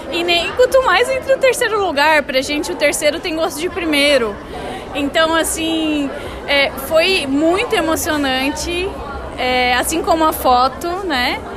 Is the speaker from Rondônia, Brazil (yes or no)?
no; Joinville, Santa Catarina, Brazil; Eu sou do sul, de Joinville, Santa Catarina, sim.